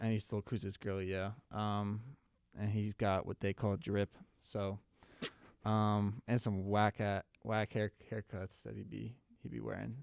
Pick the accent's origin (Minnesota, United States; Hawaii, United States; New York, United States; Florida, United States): Minnesota, United States; moved away; my home state of Minnesota